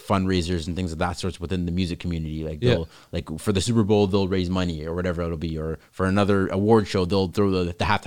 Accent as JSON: {"language": "English", "country": "Canada", "said": "we're Canadian"}